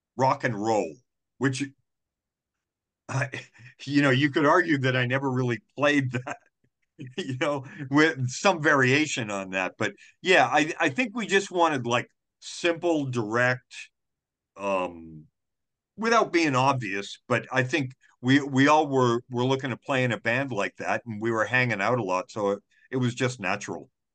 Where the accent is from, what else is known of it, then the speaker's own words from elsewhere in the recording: Wareham, Massachusetts, United States; now in Providence, United States; I grew up in Wareham